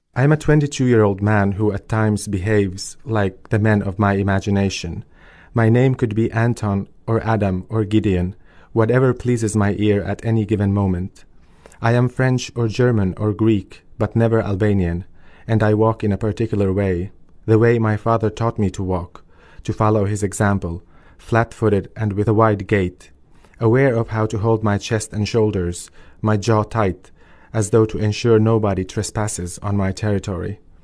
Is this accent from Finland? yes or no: yes; Finland; also born or lived in Kosovo; I grew up in a refugee family in in Finland, and I moved there when I was two years old, so I have no memories of life in Kosovo whatsoever.